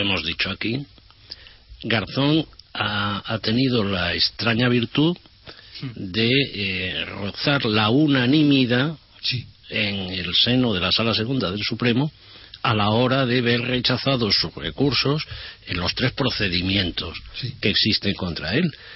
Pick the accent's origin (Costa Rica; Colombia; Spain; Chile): Spain; nosotros como españoles